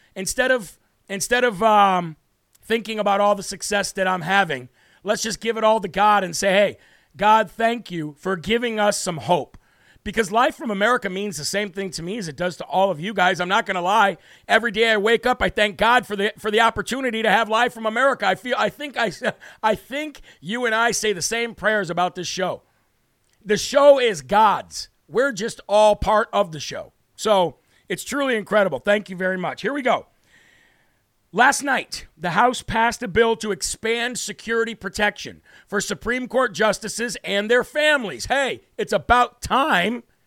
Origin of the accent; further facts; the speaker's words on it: Illinois, United States; moved away; my home state, which I was born and grew up in, the state of Illinois